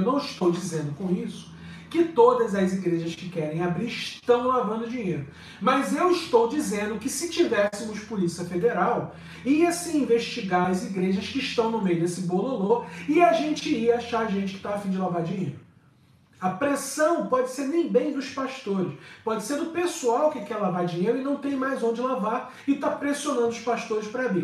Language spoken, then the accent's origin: Portuguese; Brazil; moved away as an adult; now in Lisbon, Portugal; depois que eu saí do Brasil